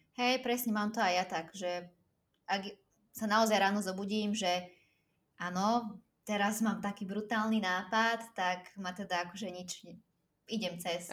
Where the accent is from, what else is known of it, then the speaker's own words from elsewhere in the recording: Slovakia; moved away as an adult; also born or lived in Cyprus; som odišla zo Slovenska, keď som mala, uh, myslím, že čerstvá 18 som bola vtedy